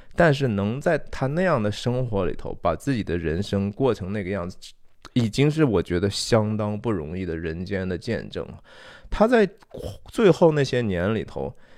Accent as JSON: {"language": "Chinese", "country": "China", "said": "我我中国人不也说嘛，说天人交战哈"}